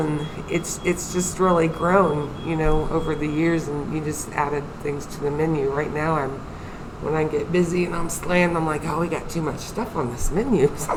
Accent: Athens, Ohio, United States; I was born in Athens. Actually, I was born right up the street here.

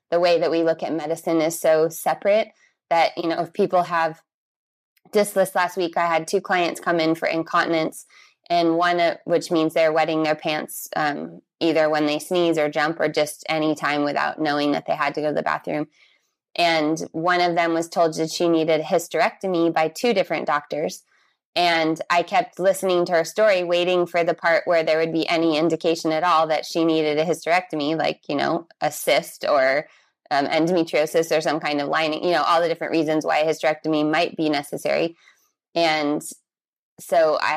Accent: San Diego, California, United States; also born or lived in Brazil; I am from California, from San Diego, but I lived all over the world. And the last place I lived was Brazil for eight years before I moved back here to California.

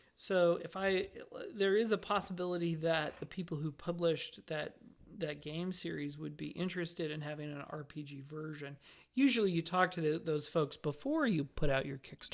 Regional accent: Las Vegas, Nevada, United States; I grew up in Las Vegas

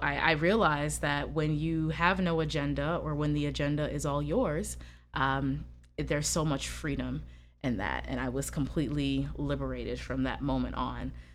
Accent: United States; I'm from America

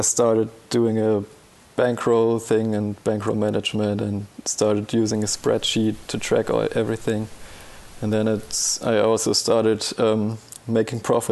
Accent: Bavaria, Germany; I'm from Bavaria in Germany

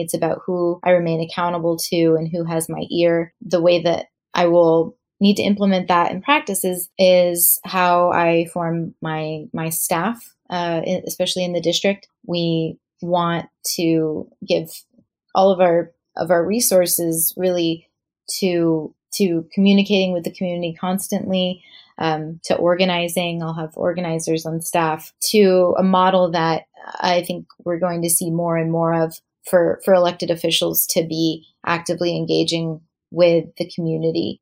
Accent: United States; also born or lived in New York; as an American Jew, um, and certainly as as a Jew of color

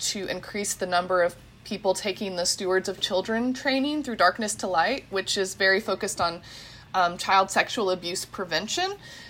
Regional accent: Midwest, United States; now in Pennsylvania, United States; we're all Midwestern millennial, researchers and professors. So we're all transplants from the Midwest into Pennsylvania.

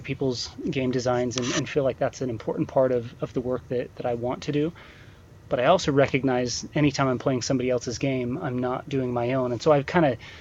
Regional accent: Utah, United States

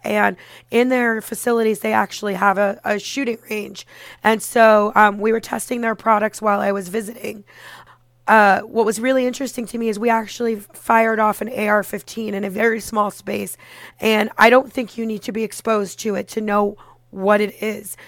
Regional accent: Parkland, Florida, United States; moved away as an adult; also born or lived in Orlando, Florida; now in New York, United States; I grew up in the Parkland area and I went to college in Orlando.

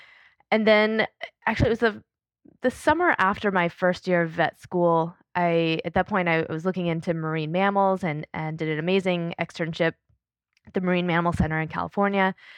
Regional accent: Panama; As a kid. Yeah. I grew up in Panama in Central America

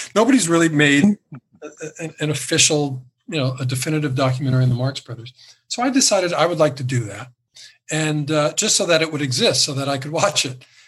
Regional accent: Fullerton, California, United States; in Orange County, where I grew up, I grew up in Fullerton, gateway to Anaheim

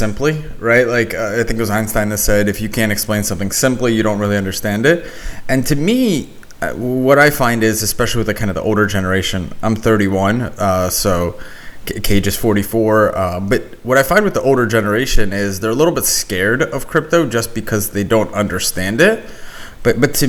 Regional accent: Philadelphia, Pennsylvania, United States; also born or lived in Ukraine; I was born in Ukraine, but Philly was where I was raised

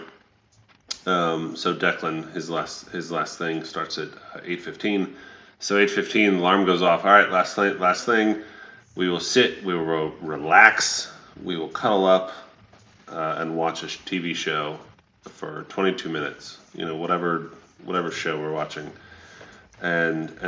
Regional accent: Atlanta, Georgia, United States; also born or lived in Stone Mountain; a six-year-old or 7 year old when we moved from Atlanta to Stone Mountain, which is a suburb of Atlanta

